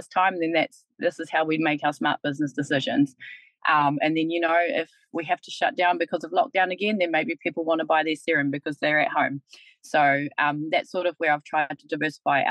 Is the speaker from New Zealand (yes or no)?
yes; Kaitaia, Northland, New Zealand; now in Taranaki, New Zealand; I'm actually from Kaitaia as well, so I'm from Te Rārua